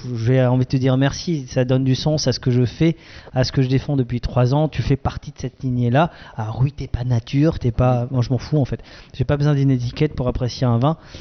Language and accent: French; Alsace, Grand Est, France; on est des Alsaciens